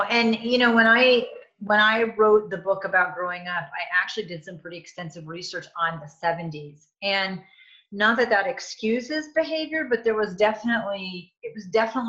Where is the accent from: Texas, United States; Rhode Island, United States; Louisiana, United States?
Rhode Island, United States; Coventry; So I was born in 1970. And here's the interesting thing. I grew up in Coventry in Warwick, Rhode Island.